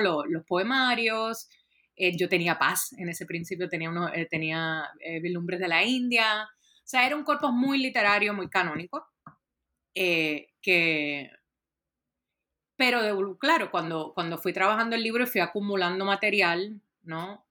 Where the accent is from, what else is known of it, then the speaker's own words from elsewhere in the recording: Puerto Rico; moved away; yo soy originalmente de Puerto Rico